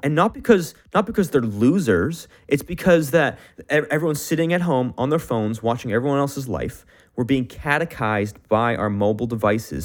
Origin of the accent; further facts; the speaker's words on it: Canada; me as a Canadian, I only speak English